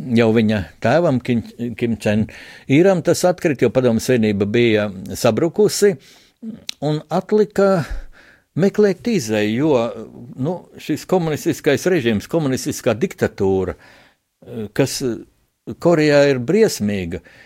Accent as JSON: {"language": "Latvian", "country": "Latvia", "said": "Es arī pats kā, kā latvietis, kā kristietis"}